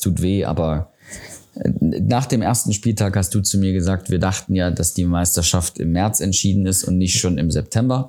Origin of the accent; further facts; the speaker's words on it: Riesa, Saxony, Germany; aus meiner Heimatstadt, aus Riesa